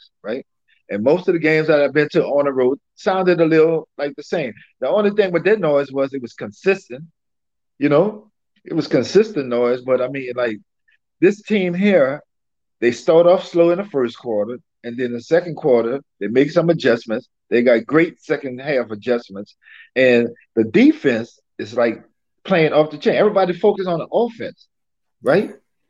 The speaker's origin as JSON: {"language": "English", "town": "New Orleans", "region": "Louisiana", "country": "United States", "said": "I'm from New Orleans, right?"}